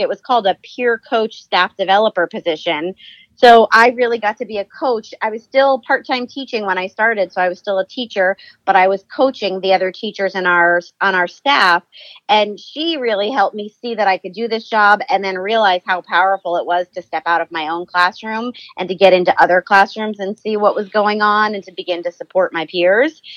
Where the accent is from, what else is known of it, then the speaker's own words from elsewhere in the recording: New Jersey, United States; moved away as an adult; also born or lived in Virginia; now in California, United States; I was born and raised in New Jersey